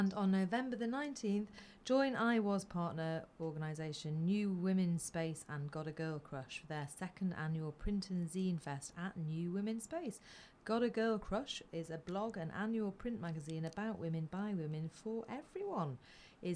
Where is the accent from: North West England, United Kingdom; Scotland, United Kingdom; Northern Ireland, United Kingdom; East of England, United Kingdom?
North West England, United Kingdom; Flixton; moved away; I'm from Flixton